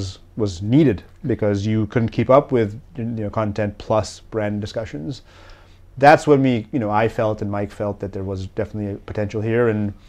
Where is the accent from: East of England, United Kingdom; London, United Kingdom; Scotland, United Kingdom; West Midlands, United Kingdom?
London, United Kingdom; born there; also born or lived in Africa / Europe / Middle East / North America; Yeah, so family's from Bangladesh, mm-hmm. But because my dad was working abroad, I was born in London, and then we lived in Africa, Europe, the Middle East, North America.